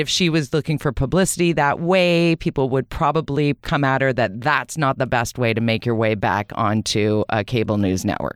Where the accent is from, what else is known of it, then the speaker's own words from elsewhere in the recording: Vancouver, British Columbia, Canada; also born or lived in Toronto / United States; I was born in Vancouver. I was raised in Vancouver.